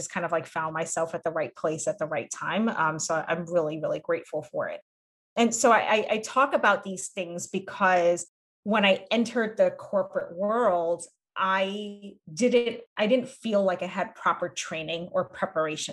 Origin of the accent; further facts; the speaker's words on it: United States; being raised in this dual culture of being Cambodian being American